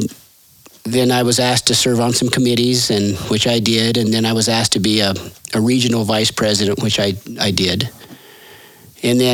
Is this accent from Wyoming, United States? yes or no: yes; Sheridan County, Wyoming, United States; My great-grandfather homesteaded here in Sheridan County in 1882.